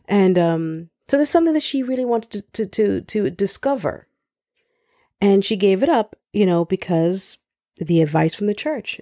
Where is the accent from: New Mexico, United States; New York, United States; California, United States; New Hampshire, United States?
New York, United States; New York City; I grew up in the Lower East Side of Manhattan